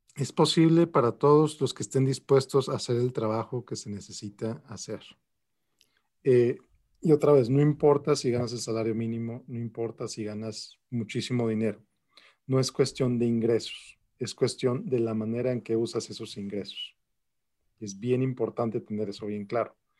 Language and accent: Spanish; Mexico City, Mexico; moved away as an adult; also born or lived in Querétaro, Mexico; now in El Paso, United States; Yo nací en la Ciudad de México. Eh, ahí nací, luego viví en Querétaro, también en México y vivo en El Paso, Texas desde hace aproximadamente 13 años